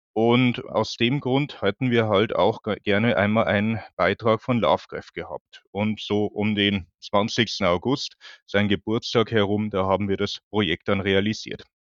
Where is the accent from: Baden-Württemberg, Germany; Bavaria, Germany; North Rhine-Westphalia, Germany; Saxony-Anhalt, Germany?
Bavaria, Germany; also born or lived in Munich; now in Hamburg, Germany; Ich bin, wie man vielleicht hört, Wahlhamburger. Ich bin eigentlich aus Bayern.